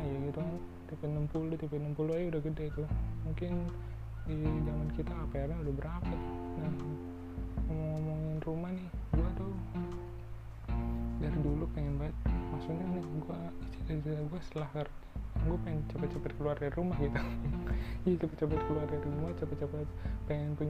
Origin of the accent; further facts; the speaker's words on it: Jakarta, Indonesia; gue dari kecil di Jakarta Jakarta aja nih tadi mau kuliah di luar tapi nggak sampean nggak dapet kuliah di luar akhirnya di Jakarta Jakarta juga